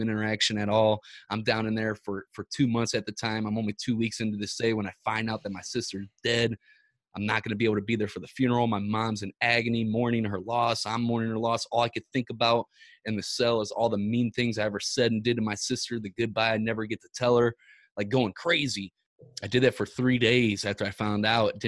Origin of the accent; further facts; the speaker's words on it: Ferguson, Missouri, United States; We're from Ferguson, Missouri